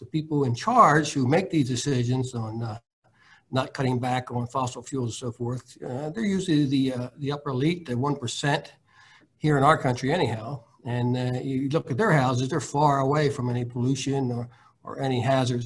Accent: New Castle, Delaware, United States; I grew up in a poor white neighborhood, and they put a dump there for the city of Newcastle, half a mile from our town

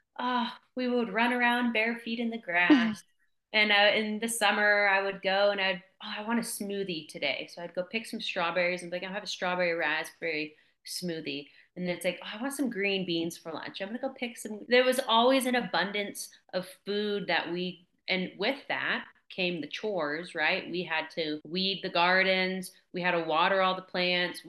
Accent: West Coast, United States; also born or lived in Columbia River area; now in Montana, United States; I grew up on the West Coast, really small town, and we were really reliant off the land

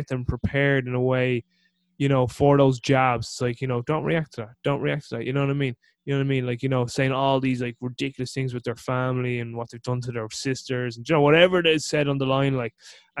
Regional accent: Ireland; as an Irish person

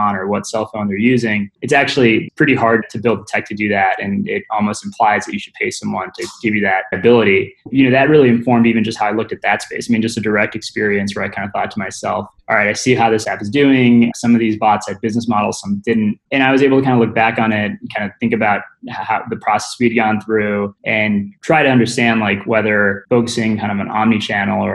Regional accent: Midwest, United States; I grew up in the Midwest.

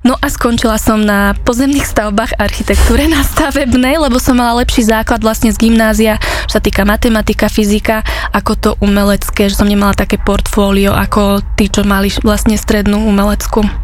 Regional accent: Dubnica nad Váhom, Trenčín Region, Slovakia; Ja som z Dubnice nad Váhom

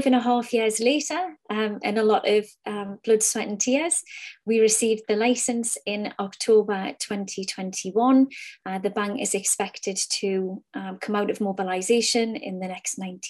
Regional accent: Newcastle upon Tyne, North East England, United Kingdom; The company started out of Newcastle upon Tyne. My accent betrays me.

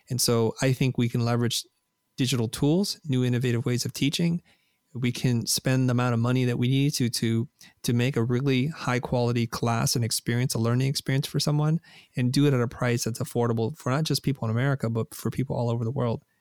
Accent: Vietnam; a country who's welcomed my family and I because we're refugees from Vietnam

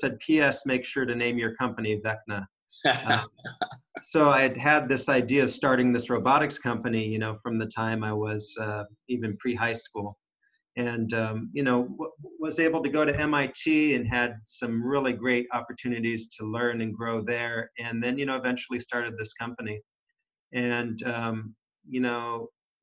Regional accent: San Jose, California, United States; being born in San Jose, California, was, you know, I was there prior to it being called Silicon Valley

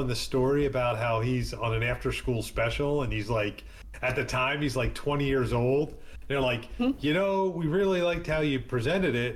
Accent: East Coast, United States; I grew up on the East Coast

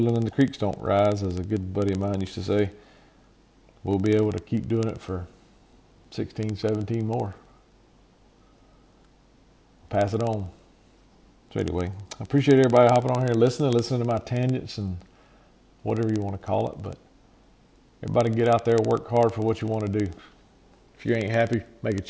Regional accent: Georgia, United States; our home state, my home state

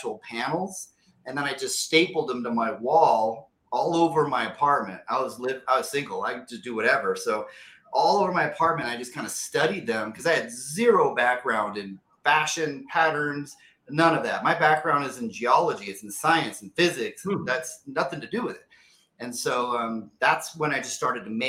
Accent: Placerville, California, United States; also born or lived in San Diego; Born and raised in Northern California, a little small town called Placerville

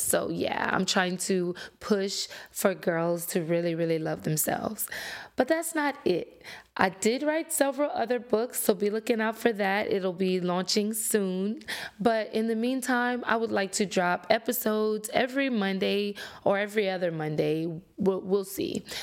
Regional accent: Lafayette, Louisiana, United States; I'm from Louisiana, um, born and raised Lafayette, to be exact

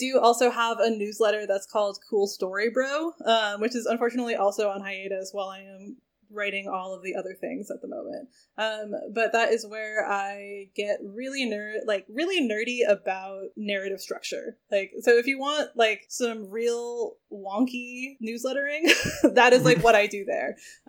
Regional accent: New England, United States; Yeah, I am just also from New England

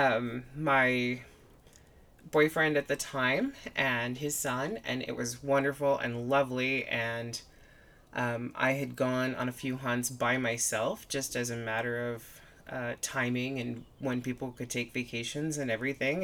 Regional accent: an hour north of Seattle, Western Washington, United States; now in Nevada, United States; I'm originally from Western Washington. I grew up about an hour north of Seattle

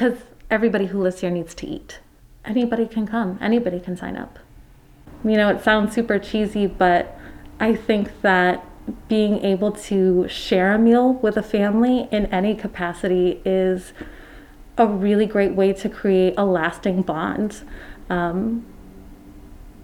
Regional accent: Rutland, Vermont, United States; also born or lived in Florida / Mendon, Vermont; I grew up in Rutland City

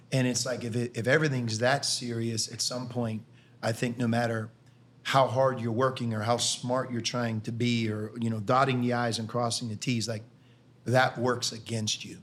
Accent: Pittsburgh, Pennsylvania, United States; moved away as an adult; now in Cincinnati, United States; I grew up in Pittsburgh

